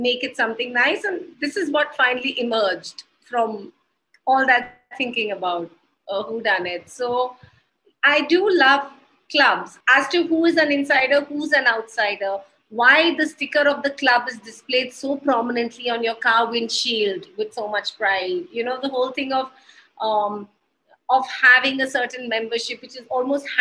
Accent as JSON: {"language": "English", "region": "Haryana", "country": "India", "also_born_or_lived": "Gurgaon", "said": "I am from Haryana and I live in Gurgaon"}